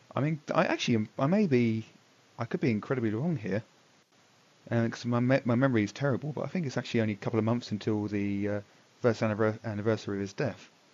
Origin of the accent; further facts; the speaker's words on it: England, United Kingdom; I'm from England